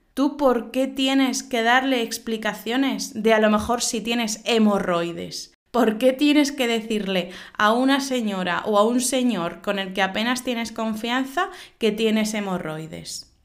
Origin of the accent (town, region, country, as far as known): Spain